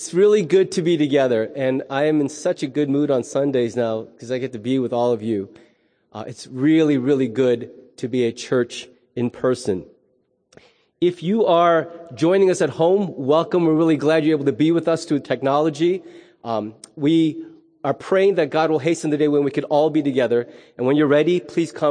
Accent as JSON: {"language": "English", "country": "United States", "said": "as an American"}